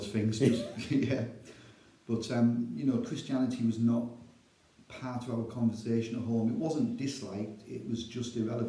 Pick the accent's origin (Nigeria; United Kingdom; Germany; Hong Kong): United Kingdom; Darlington, North East England; as Paul correctly said, born and bred in Darlington. Been a Christian almost 23 years.